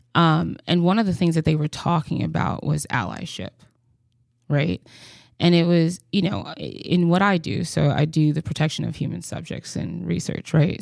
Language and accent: English; Mississippi, United States; moved away; growing up in Mississippi